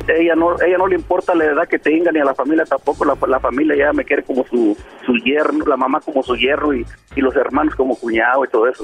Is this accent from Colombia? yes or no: no; Mexico; Yo soy mexicano